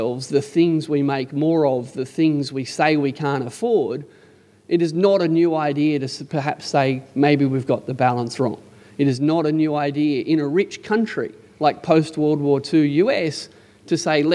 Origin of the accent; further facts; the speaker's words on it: Canberra, Australian Capital Territory, Australia; I'm from Canberra